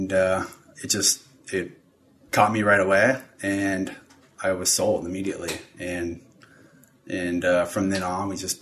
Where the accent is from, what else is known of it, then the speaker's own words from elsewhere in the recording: Southern California, United States; moved away as an adult; I grew up in Southern California